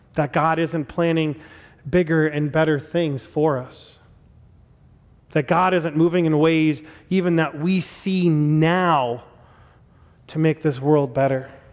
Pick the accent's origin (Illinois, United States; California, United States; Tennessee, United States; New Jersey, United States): Illinois, United States; Chicago; I was born in Chicago and I was born in nineteen eighty-five